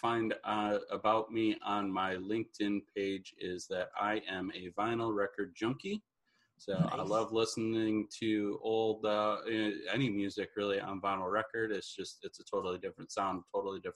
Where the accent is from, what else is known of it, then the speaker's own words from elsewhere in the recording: Detroit, Michigan, United States; now in Fort Myers, United States; I'm originally from Detroit